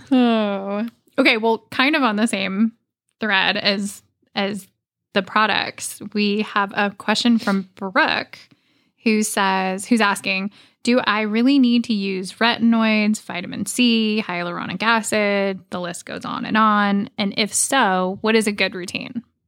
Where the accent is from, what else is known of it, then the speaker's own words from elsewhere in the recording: Oregon, United States; moved away; I grew up in Oregon